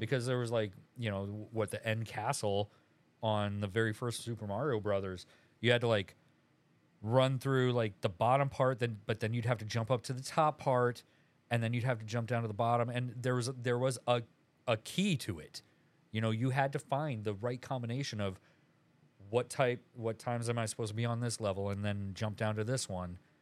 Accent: Aberdeen, South Dakota, United States; moved away; I'm from Aberdeen, South Dakota

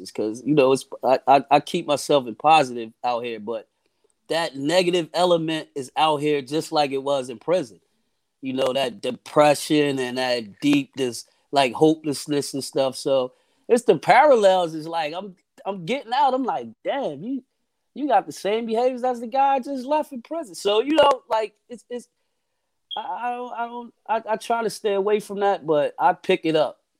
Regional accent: Camden, New Jersey, United States; Oh man, it was rough. It's rough it's it's it's an environment that you know it breeds a certain type

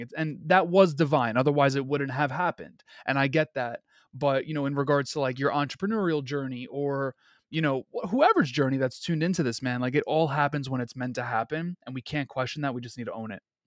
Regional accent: New York City, New York, United States; I'm born and raised in Queens, New York

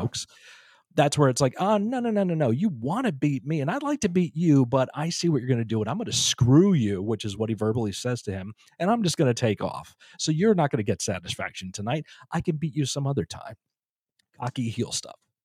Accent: Northeast, United States; Growing up in the Northeast

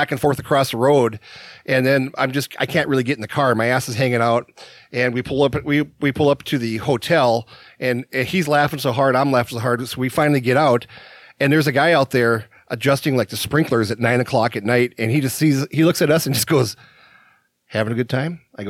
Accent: Minnesota, United States

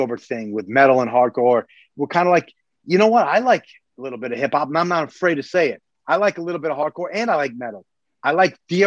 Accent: New York, United States; we're from New York.

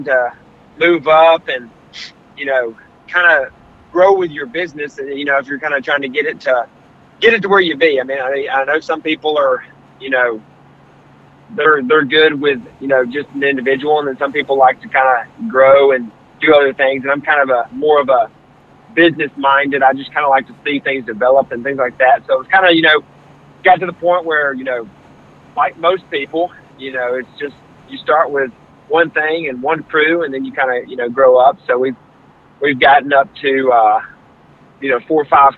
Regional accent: Hoover, Alabama, United States; I'm from Hoover, Alabama, Birmingham, Alabama

